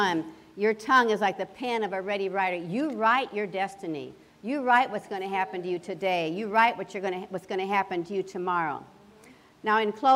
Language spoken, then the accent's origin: English; Nebraska, United States; I grew up in Nebraska, and I lived on an acreage.